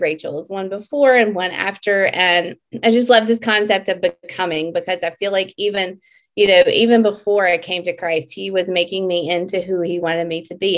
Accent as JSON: {"language": "English", "region": "Mississippi", "country": "United States", "tie": "born or raised there", "said": "I am from Mississippi"}